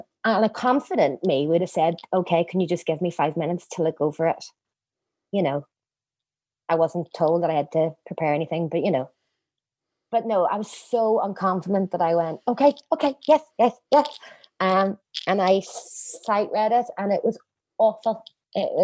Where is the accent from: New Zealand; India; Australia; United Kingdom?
United Kingdom; Northern Ireland; also born or lived in London; I was so excited to come home, but I couldn't get a job here in Northern Ireland